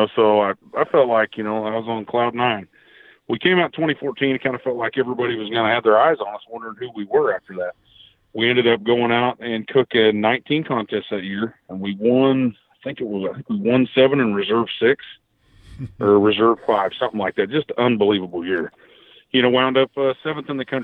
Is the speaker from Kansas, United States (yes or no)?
yes; Southwest Kansas, United States; moved away as an adult; now in Oklahoma, United States; I was born in Southwest Kansas. The gas plant industry is what brought me down here.